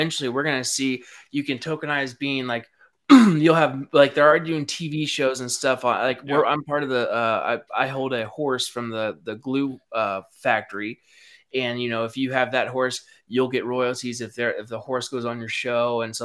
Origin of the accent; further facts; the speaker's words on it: Knoxville, Tennessee, United States; I'm from Tennessee, Knoxville, Tennessee, and was raised here